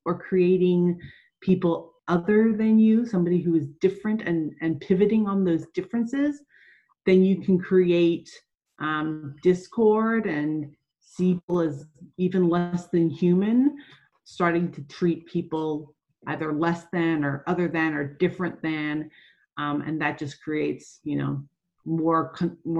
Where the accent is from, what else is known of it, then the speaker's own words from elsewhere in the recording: Australia; moved away; also born or lived in USC (Los Angeles, United States); I was raised in Australia, traveled extensively my whole life